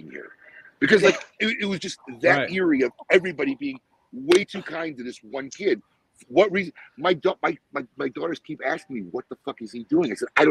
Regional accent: United States; also born or lived in Salt, Jordan (family origin); as an American, right? Because I'm American

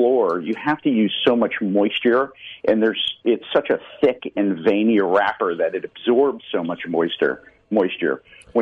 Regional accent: Connecticut, United States; I'm from Connecticut, so I've been very active in the Connecticut Valley since 2004-05

